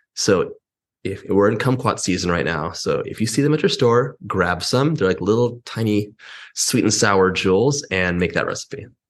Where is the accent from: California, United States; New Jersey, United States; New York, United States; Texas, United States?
California, United States; Los Angeles; I'm from Los Angeles